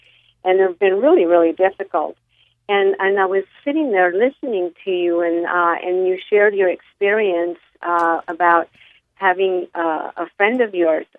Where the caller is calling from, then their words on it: California, United States; I'm calling from California